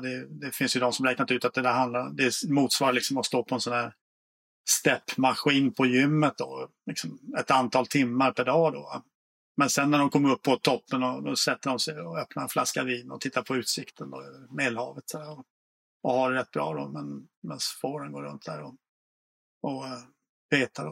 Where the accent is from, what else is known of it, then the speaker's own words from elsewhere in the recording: Småland, Sweden; jag är själv från Småland